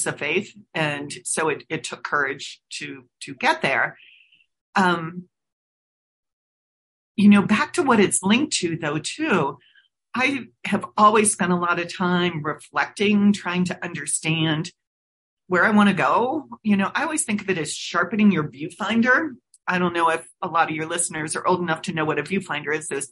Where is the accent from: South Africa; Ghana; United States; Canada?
United States; Cincinnati, Ohio; I'm originally from Cincinnati, Ohio. So think of myself as a Midwesterner, and I grew up on a college campus on a football field, basically